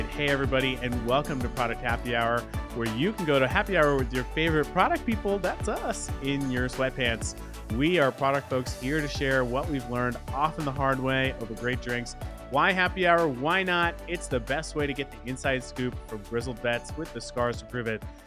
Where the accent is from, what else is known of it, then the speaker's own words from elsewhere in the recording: Dallas, Texas, United States; my hometown of Dallas, Texas